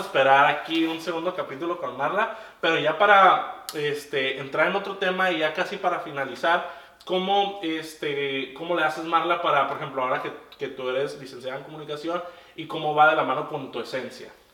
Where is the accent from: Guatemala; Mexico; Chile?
Mexico; also born or lived in Tijuana; por el hecho de ser mexicano